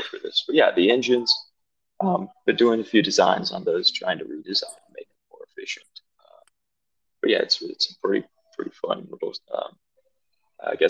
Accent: Greenville, South Carolina, United States; also born or lived in Charleston, South Carolina; I was born and raised in South Carolina, specifically Greenville.

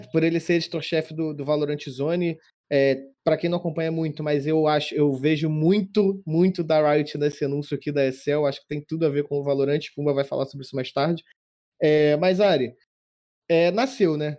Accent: Brazil; eu sou, sou brasileiro

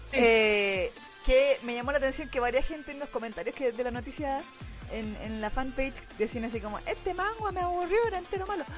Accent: Chile; now in Santiago, Chile; soy de Chile

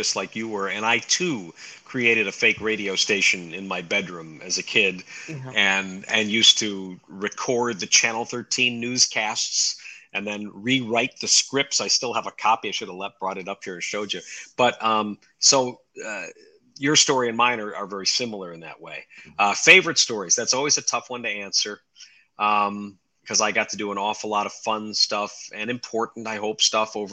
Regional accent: Rochester, New York, United States; It was my hometown

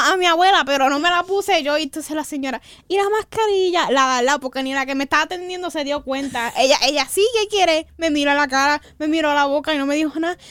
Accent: Puerto Rico; yo soy boricua, yo la, la X la hago en J.

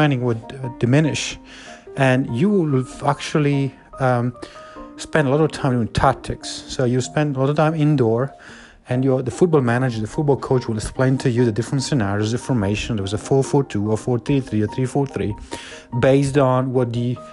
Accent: Southern Italy, Italy; moved away; as a young person, I came from Italy, from the southern part of Italy

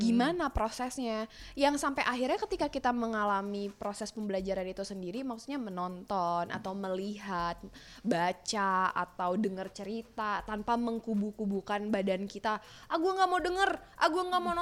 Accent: Sunda, Indonesia; saya orang Sunda

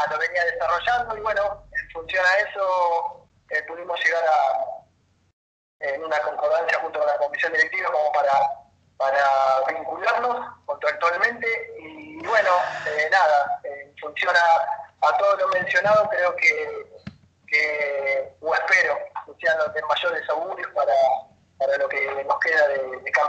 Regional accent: General Pico, La Pampa, Argentina; yo soy de General Pico y tengo, normalmente tengo, tengo hijos

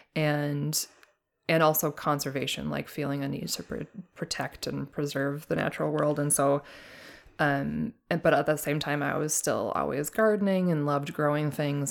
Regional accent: Duluth, Minnesota, United States; I grew up on a hobby farm in Duluth, uh, Duluth, Minnesota, and I lived there most of my life

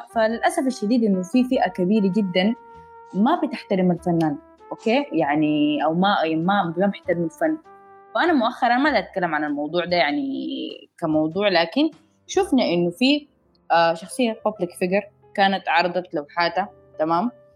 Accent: Sudan; انا سودانيه

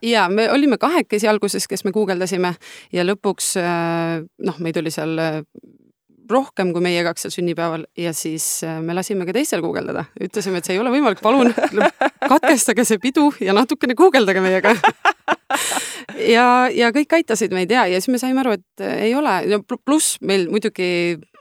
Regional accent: Estonia; me oleme Noorutsist pärit, lehmade lammaste vahelt sealt

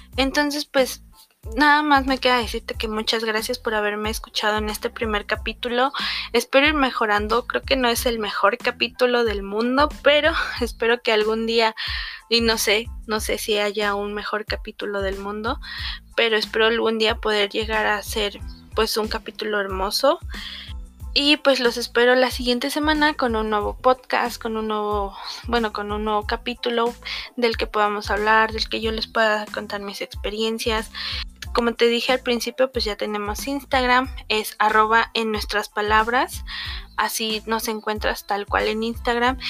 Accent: a municipality of Querétaro, Mexico; vine aquí a mi ciudad natal

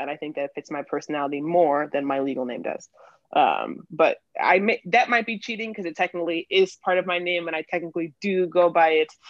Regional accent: New York, United States; moved away as an adult; now in Philadelphia, United States; I am originally from New York. Um, I'm 22, but I moved to Philly after college

